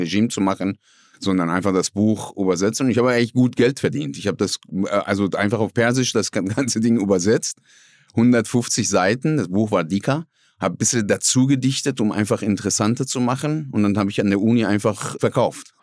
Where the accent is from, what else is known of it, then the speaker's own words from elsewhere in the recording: Iran; German is a second language; moved away as an adult; now in Essen, Germany; aus dem Iran